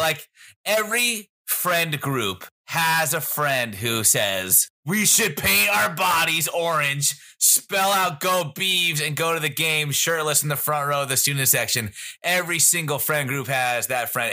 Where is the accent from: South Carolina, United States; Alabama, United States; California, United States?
California, United States; San Carlos; I'm from San Carlos, California. We look at our neighboring city, Belmont, California